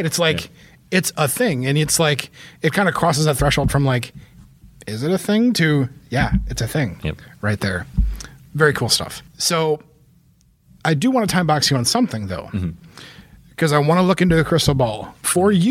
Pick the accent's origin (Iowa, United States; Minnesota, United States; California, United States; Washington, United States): Iowa, United States; I'm from Iowa